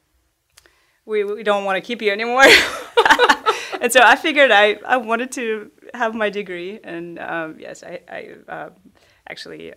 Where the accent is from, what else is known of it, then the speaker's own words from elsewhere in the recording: Saint Petersburg, Russia; moved away as an adult; also born or lived in Washington, D.C. / Portland, Oregon; now in Austin, United States; I'm from St. Petersburg, Russia. I've been here in the States for about 10 years